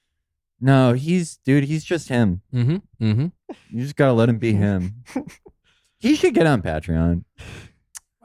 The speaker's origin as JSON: {"language": "English", "country": "United States"}